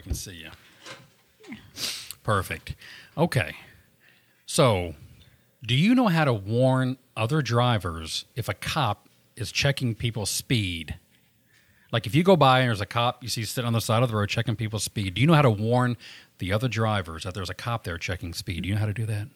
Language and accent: English; Southern America, United States; accent: Southern